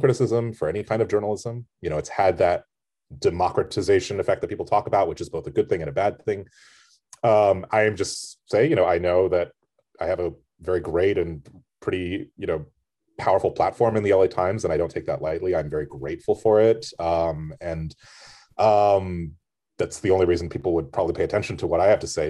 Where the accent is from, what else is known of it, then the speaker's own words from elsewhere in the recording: United States; as an American critic